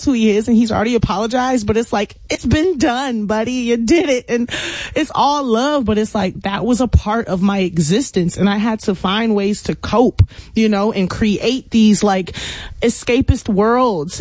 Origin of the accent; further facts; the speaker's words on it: Houston, Texas, United States; I'm from the Southwest A-Leaf, Texas, where it's like, hey, Southwest, where everybody kind of went to the same schools growing up